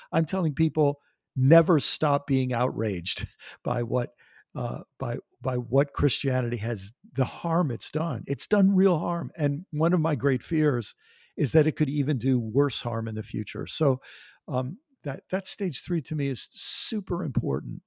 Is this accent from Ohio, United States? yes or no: no; Maryland, United States; also born or lived in New York; I grew up on the East Coast of the United States. I was born in New York and lived in the state of Maryland, right near Washington, D C